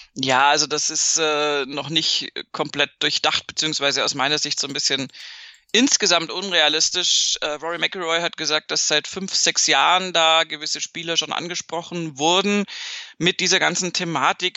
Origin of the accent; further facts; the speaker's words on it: Bavaria, Germany; viel südlicher als da, wo ich herkomme, geht in Deutschland tatsächlich nicht